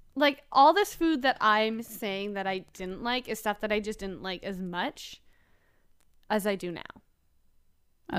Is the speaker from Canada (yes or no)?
yes; Canada; I'm a Canadian